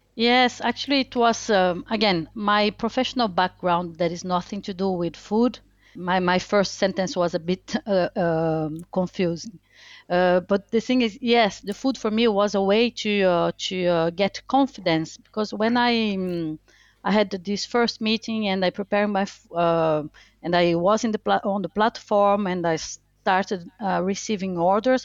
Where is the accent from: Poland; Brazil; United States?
Brazil; English is a second language; moved away as an adult; also born or lived in France; now in Bristol, United Kingdom; I was born in Brazil. Uh, I'm French. I'm Brazilian French. I was born in Brazil and then moved to France when I was 18